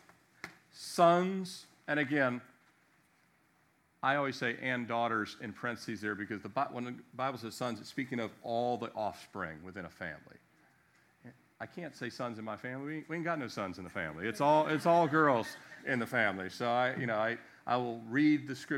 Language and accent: English; Annapolis, Maryland, United States; I was born in Annapolis, Maryland, Anne Arundel Medical Center